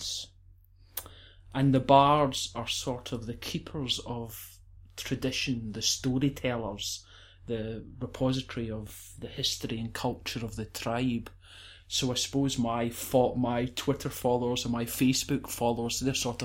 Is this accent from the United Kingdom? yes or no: yes; Alloway, Scotland, United Kingdom; accent: Scottish; now in Cumbria, United Kingdom; I was born in Ayrshire, and I grew up in Alloway